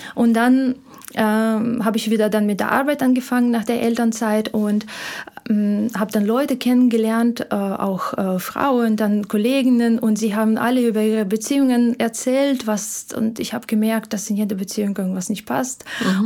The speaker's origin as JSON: {"language": "German", "country": "Ukraine", "second_language": "German", "moved": "as an adult", "lives_now": "Germany", "said": "Ich komme ursprünglich aus der Ukraine"}